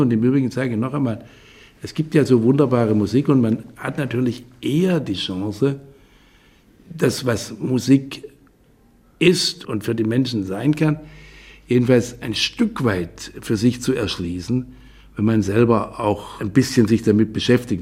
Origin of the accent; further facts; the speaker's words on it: Hornberg, Baden-Württemberg, Germany; also born or lived in Gengenbach; in einer Kleinstadt in Hornberg im Schwarzwald, die Stadt des Hornberger Schießens, also eine bedeutende Stadt, äh, wo meine Heimat ist